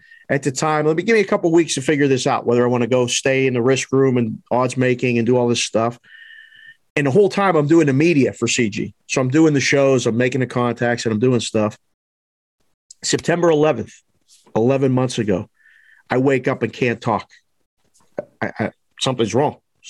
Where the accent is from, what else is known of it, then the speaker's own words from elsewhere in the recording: Pittsburgh, Pennsylvania, United States; I started out, grew up and born and raised in Pittsburgh, around sports my whole life.